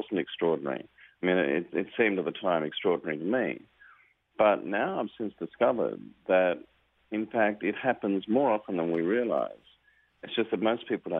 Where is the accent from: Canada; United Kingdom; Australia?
Australia; my home country of Australia